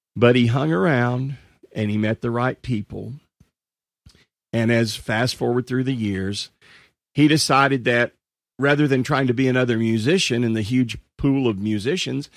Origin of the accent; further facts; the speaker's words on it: Marshall, Texas, United States; my hometown happens to be, uh, a little town in East Texas called Marshall, Texas.